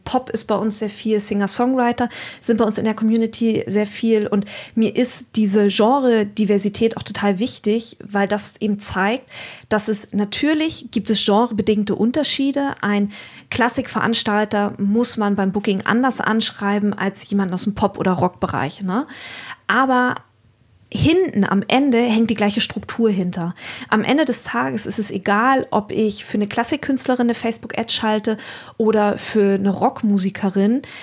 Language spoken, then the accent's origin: German; Wendland, Lower Saxony, Germany; also born or lived in West Berlin (family roots); ich komme gebürtig, komme ich aus dem Wendland